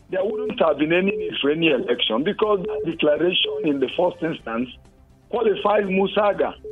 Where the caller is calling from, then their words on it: Jos, Plateau, Nigeria; I'm calling you from Jos.